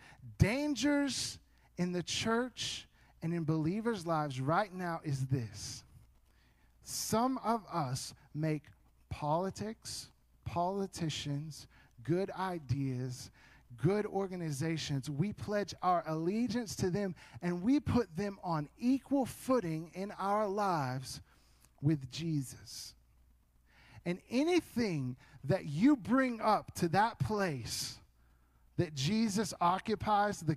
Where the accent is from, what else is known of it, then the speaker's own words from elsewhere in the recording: United States; I am an American through and through.